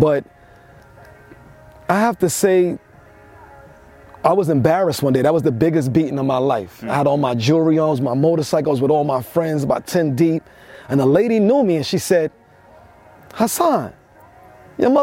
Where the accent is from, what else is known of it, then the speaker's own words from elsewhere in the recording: New York City, New York, United States; I'm from New York City, the land of a lot of reflection and fake bling bling.